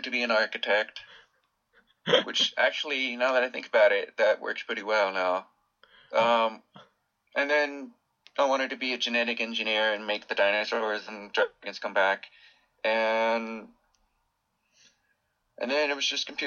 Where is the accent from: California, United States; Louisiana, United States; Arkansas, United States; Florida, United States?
California, United States; Southern; I grew up in, near the beach in Southern California